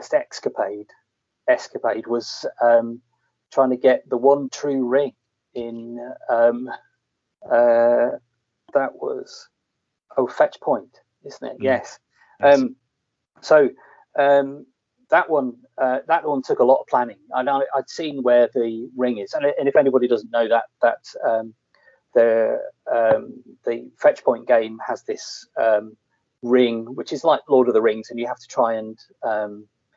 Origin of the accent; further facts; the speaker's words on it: Leeds, Yorkshire and the Humber, United Kingdom; also born or lived in near London; I grew up in Yorkshire. Leeds. I was actually sort of born near London, and then at a very early age, in the early 70s, we moved up to Leeds.